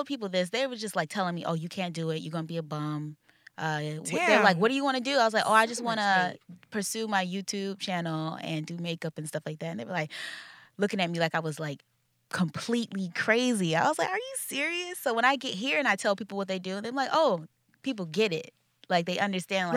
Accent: North Carolina, United States; moved away as an adult; now in New York City, United States; I'm from North Carolina, but I was living in South Carolina because I'm in the military as well.

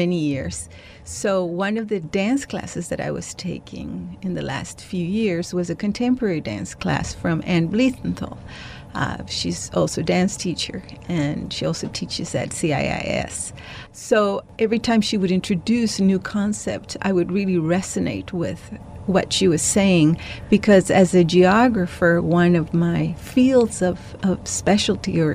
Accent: El Salvador; moved away as an adult; I was born and raised in El Salvador, and I came to live here precisely because of the war

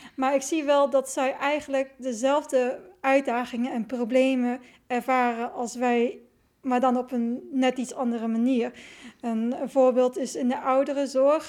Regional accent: Netherlands; also born or lived in China; ik was eh, opgegroeid in een wit dorp

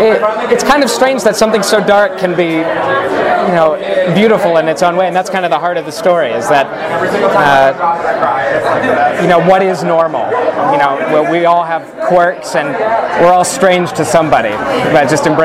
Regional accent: Houston, Texas, United States; now in Los Angeles, United States; …. I'm from Houston, Texas. I graduated from Pepperdine University, and I've been working professionally in Los Angeles for about 2 years now.

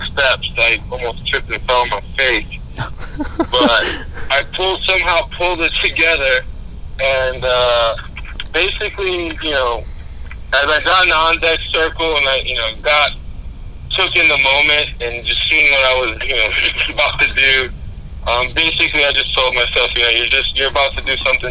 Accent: New York City, New York, United States; being a kid born and raised in the Bronx, not too far from the stadium, growing up in Brosneck, you know, Pelham Parkway area

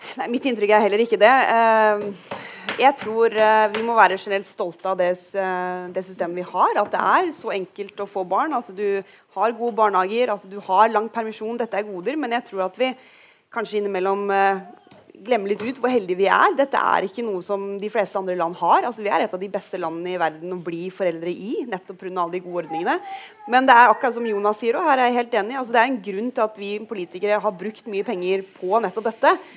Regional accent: Rogaland, Norway; hjemme i Rogaland

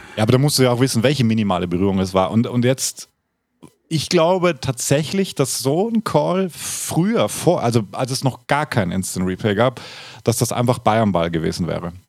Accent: Austria; dort wo ich aufgewachsen bin, aus den Häusern gekommen. Und in halt Österreich

